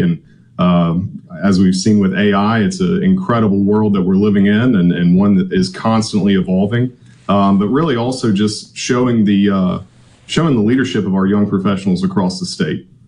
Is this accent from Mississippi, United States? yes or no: yes; Gulfport, Mississippi, United States; I was born and raised here in Gulfport